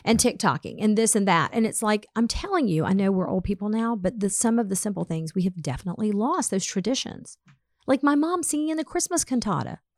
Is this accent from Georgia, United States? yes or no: yes; Atlanta, Georgia, United States; I grew up in Atlanta